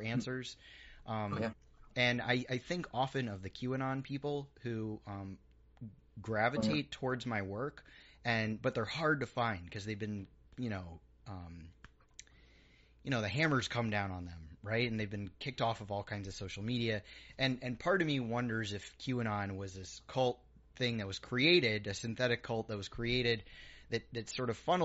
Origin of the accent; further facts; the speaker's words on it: New York, United States; I grew up in New York